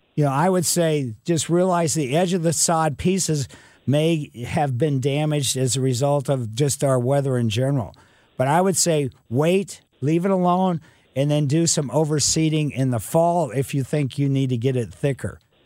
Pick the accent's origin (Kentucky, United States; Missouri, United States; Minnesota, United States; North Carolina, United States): Missouri, United States; Ellisville; growing up in Ellisville as a kid in the mid '50s and early '60s